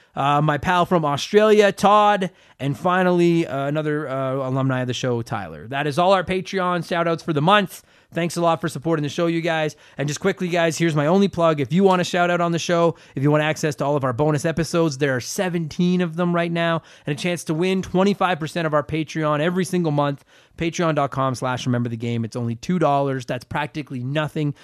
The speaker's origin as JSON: {"language": "English", "country": "Canada", "said": "I'm from Canada."}